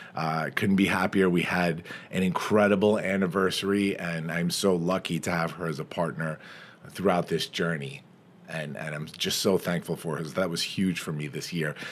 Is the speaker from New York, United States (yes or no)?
yes; Farmingdale, New York, United States; my hometown, Farmingdale